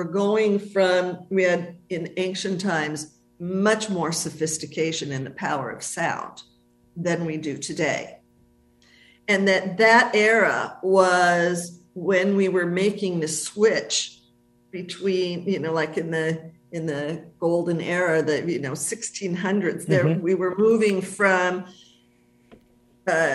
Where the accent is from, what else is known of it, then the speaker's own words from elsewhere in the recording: Los Angeles, California, United States; moved away as an adult; I was born and raised in the United States until I left